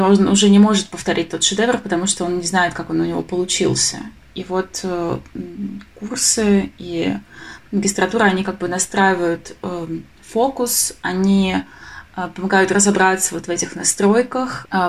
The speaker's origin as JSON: {"language": "Russian", "town": "Krasnodar", "region": "Krasnodar Krai", "country": "Russia", "tie": "born or raised there", "said": "я вообще сама из Краснодара"}